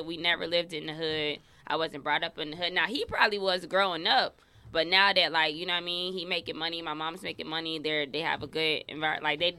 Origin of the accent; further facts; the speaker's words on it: Bradenton, Florida, United States; I'm from Bradenton.